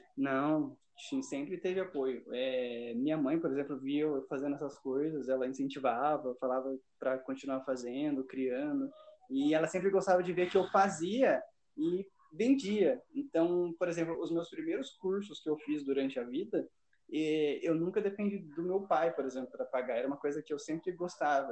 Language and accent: Portuguese; São José dos Campos, São Paulo, Brazil; nasci em São José, não tenho nada de goiano, nada de mineiro, não